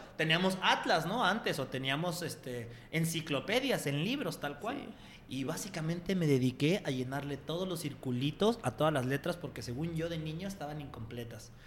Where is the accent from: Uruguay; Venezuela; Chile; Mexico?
Mexico; Mexico City; moved away as an adult; now in Guadalajara, Mexico; Yo nací en un, barrio muy pobre de la Ciudad de México que se llama Iztapalapa es uno de los barrios más peligrosos y, y, sin lana de la ciudad. Y crecí ahí